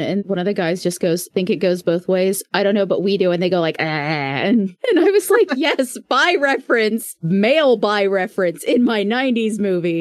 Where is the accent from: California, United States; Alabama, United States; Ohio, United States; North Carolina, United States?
Ohio, United States; We're from Ohio